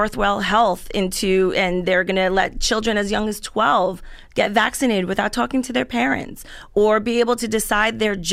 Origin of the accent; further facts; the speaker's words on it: Central Islip, New York, United States; I grew up in Central Islip